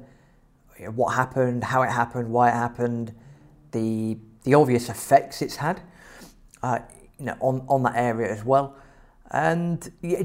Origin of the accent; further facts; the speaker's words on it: England, United Kingdom; we're English